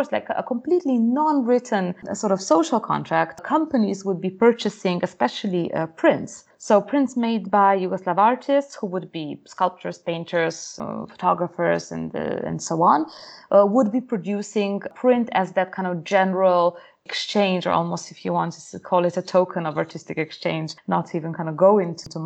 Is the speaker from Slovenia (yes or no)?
yes; Slovenia; also born or lived in Britain; now in United Kingdom; growing up in Slovenia, so I was about 10 years old when we had the war